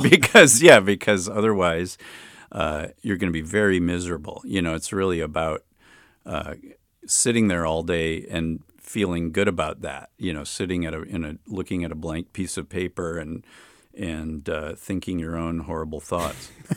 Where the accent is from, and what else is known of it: Chicago, Illinois, United States; born or raised there; also born or lived in Berkeley, California; now in Oakland, United States